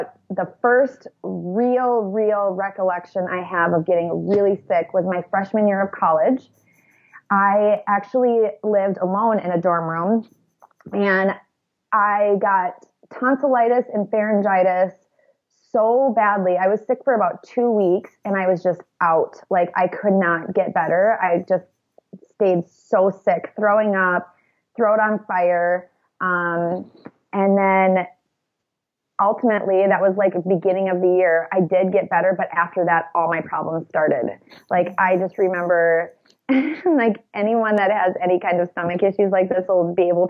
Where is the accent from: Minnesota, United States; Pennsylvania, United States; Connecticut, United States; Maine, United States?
Minnesota, United States; about an hour south of Minneapolis; near my hometown, which is where we live now, which is about an hour south of Minneapolis